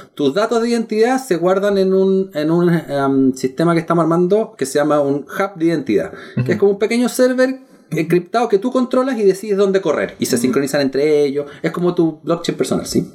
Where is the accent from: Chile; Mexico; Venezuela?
Chile; soy chileno